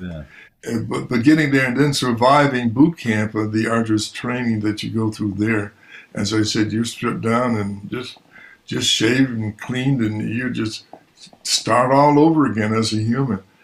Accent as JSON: {"language": "English", "town": "Buffalo", "region": "New York", "country": "United States", "tie": "born or raised there", "said": "growing up in Buffalo was uh, eh, it was a it was it was an adventure."}